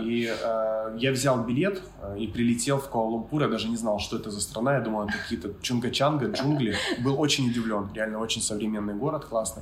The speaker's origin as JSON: {"language": "Russian", "region": "Kyiv", "country": "Ukraine", "moved": "as an adult", "lives_now": "Bali, Indonesia", "said": "я с Киева, с Украины"}